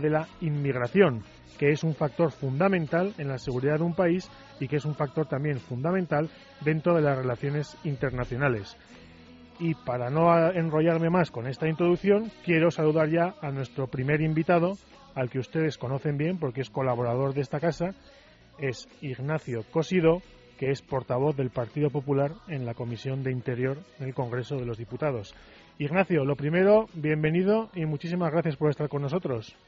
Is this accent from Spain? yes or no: yes; Spain; como españoles